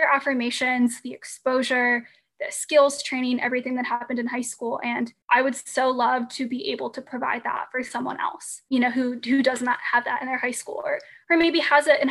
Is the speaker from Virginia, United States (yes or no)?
yes; Loudoun County, Virginia, United States; I was incredibly fortunate growing up in Loudoun County